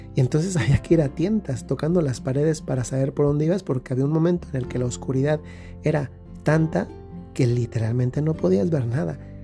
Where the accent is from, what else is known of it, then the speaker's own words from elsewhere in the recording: Dolores Hidalgo, Guanajuato, Mexico; Yo cuando era pequeño íbamos a una fiesta eh, de una ranchería allá en el lugar de donde yo soy, que es Dolores Hidalgo, Guanajuato